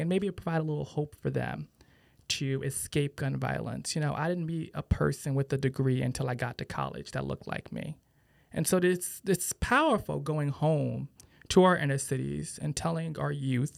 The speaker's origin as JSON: {"language": "English", "town": "Bridgeport", "region": "Connecticut", "country": "United States", "tie": "born or raised there", "said": "my hometown of Bridgeport. And I think about growing up in an inner city"}